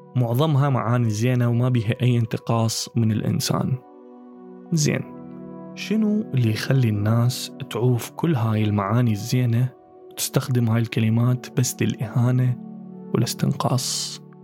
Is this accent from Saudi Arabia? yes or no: no; Iraq; accent: Iraqi